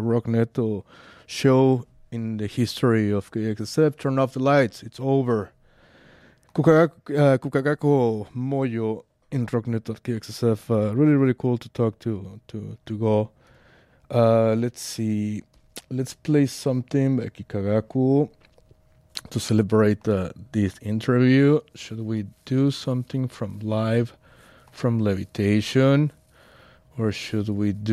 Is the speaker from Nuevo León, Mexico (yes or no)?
no; Mexico City, Mexico; I'm from Mexico City